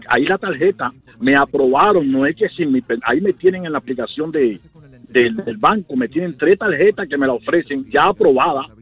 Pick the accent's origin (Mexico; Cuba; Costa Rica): Cuba; moved away; yo, salí de Cuba para acá con residencia. Yo vine desde Cuba aquí a este país con residencia.